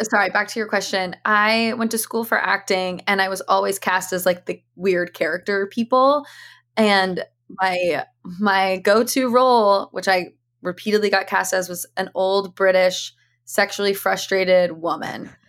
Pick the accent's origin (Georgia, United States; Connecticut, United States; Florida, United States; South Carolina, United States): Connecticut, United States; New Canaan; I grew up in Connecticut